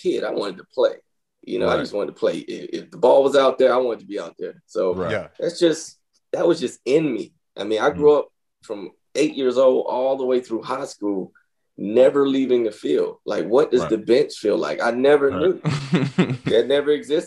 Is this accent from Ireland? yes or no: no; the South, United States; where I grew up, bro, there was dirt roads, a couple stoplights, and lack of opportunity.